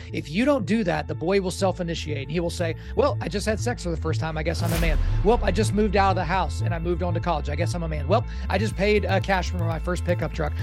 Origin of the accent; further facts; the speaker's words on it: Oklahoma, United States; I grew up in Oklahoma